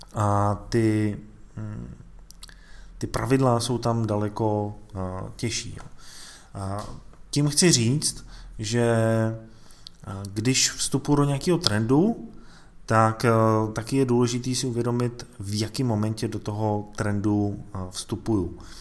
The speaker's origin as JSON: {"language": "Czech", "country": "Czechia", "said": "tady u nás v Čechách"}